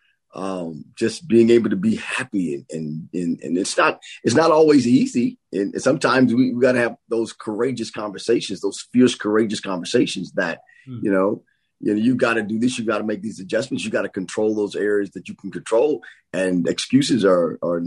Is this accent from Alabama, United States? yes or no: no; Nashville, Tennessee, United States; I grew up in Preston Taylor, not far from there in the project area.